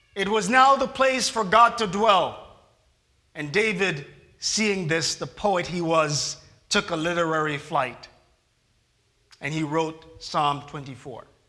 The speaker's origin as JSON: {"language": "English", "country": "Jamaica", "tie": "born or raised there", "moved": "yes", "said": "it reminds me of back home in Jamaica"}